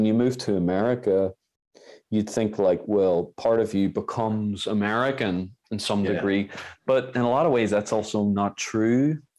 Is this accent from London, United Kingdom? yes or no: no; Belfast, Northern Ireland, United Kingdom; I'm from Belfast in Northern Ireland, kind of from, it's a bit of a weird scenario because I was raised in kind of like the Protestant side of Belfast and stuff.